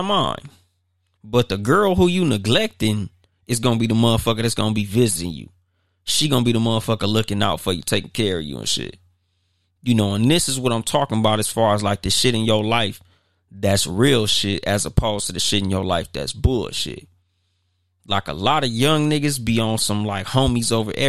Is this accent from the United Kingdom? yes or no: no; Compton, California, United States; now in Highland, United States; I don't live in the city that I'm from. I'm from Compton. But I live in Highland